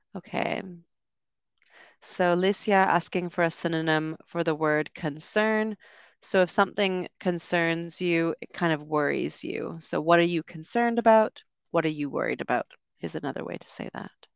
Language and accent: English; Canada; I'm from Canada.